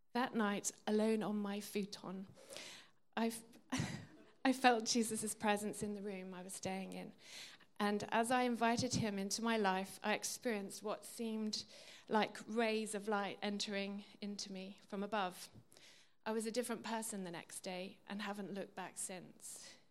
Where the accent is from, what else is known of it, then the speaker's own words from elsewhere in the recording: England, United Kingdom; I was brought up in England, a Christian country